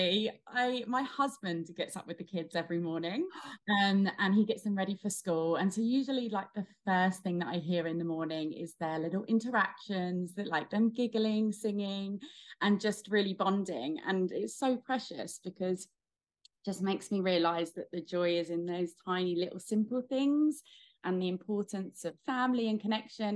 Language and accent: English; Buckinghamshire, South East England, United Kingdom; accent: British; moved away as an adult; also born or lived in London; now in Australia; I was born and raised in Buckinghamshire in England, which is about 30 minutes outside of London.